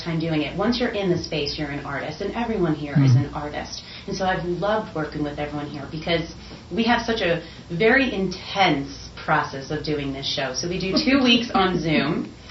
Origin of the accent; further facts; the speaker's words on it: New York City, New York, United States; So I'm originally from New York City, and I've been producing and creating theater in New York City my entire life